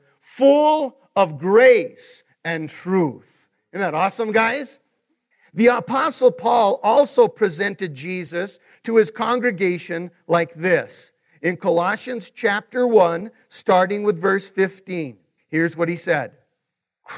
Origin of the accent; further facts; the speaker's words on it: Taos, New Mexico, United States; moved away; I'm originally from Taos